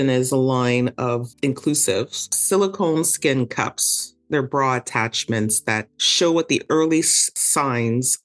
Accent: Montreal, Quebec, Canada; I was born and raised in Montreal, Canada

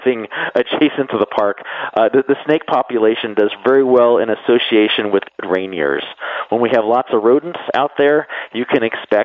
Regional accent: San Diego, California, United States; I grew up in San Diego

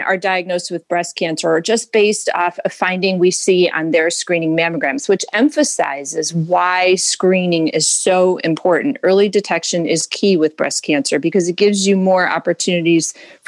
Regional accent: Syracuse, New York, United States; moved away as an adult; also born or lived in Ithaca, New York; now in Cleveland, United States; I was born in Syracuse, New York

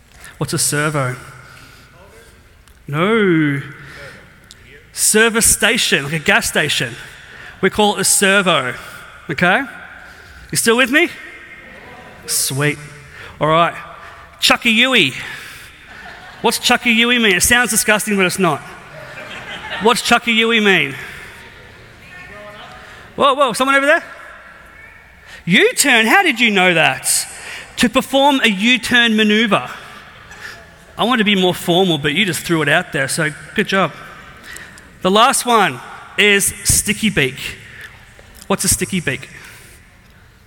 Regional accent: Australia; moved away as an adult; now in New Jersey, United States; my nationality is I'm Australian, I am not British

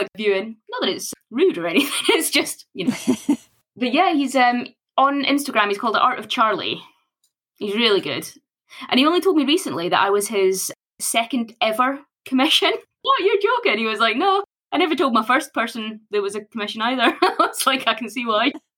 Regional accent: Scotland, United Kingdom; Born and bred in Scotland.

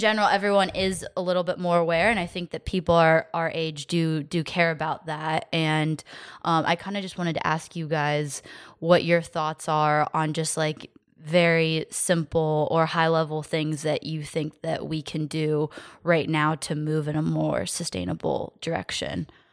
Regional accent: Phoenix, Arizona, United States; growing up in Phoenix

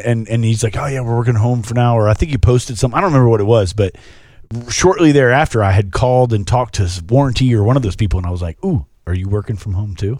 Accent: Florida, United States; moved away; You know, I grew up in Florida and I never went anywhere.

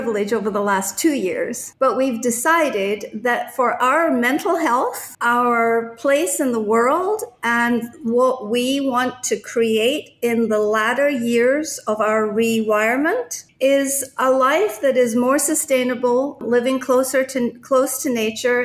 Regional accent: Scotland, United Kingdom; also born or lived in Japan / United States; now in Puerto Vallarta, Mexico; I was born in Scotland, but I became a citizen when I was living in Japan.

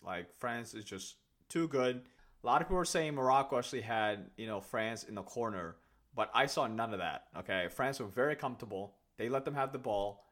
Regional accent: Kenya; now in United States; my parents are Somalians, and I was born in Kenya. I have never been to Somalia in my life, right? But when I, whenever I tell people that I'm from Kenya

